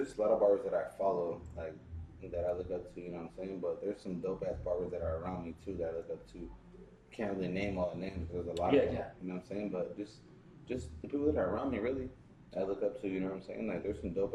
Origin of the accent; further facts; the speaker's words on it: San Diego, California, United States; I'm from San Diego